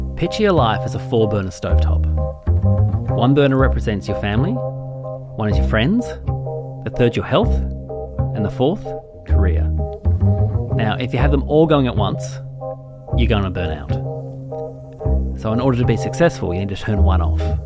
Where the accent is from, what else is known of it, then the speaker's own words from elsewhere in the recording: Tasmania, Australia; moved away as an adult; now in Melbourne, Australia; I say I'm from Tassie